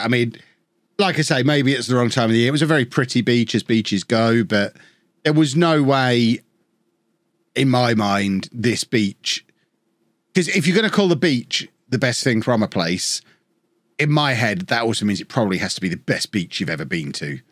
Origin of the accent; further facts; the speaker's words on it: Peterborough, East of England, United Kingdom; I grew up in Peterborough